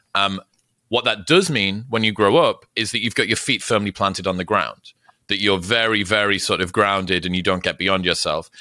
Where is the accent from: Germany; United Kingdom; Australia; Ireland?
United Kingdom; Newcastle upon Tyne, North East England; moved away as an adult; now in United States; I'm from Newcastle, which is the final city. Before Scotland